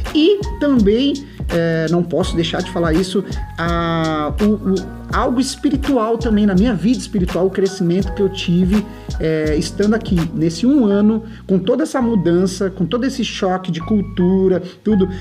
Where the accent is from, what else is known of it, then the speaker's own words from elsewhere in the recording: Brazil; moved away as an adult; now in United States; Brasil é minha, minha terra, é, eu tenho minhas coisas, minha escola, minha família toda